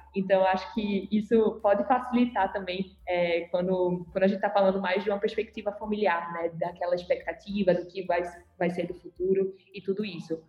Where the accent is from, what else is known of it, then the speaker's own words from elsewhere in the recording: Recife, Pernambuco, Brazil; eu sou aqui de Recife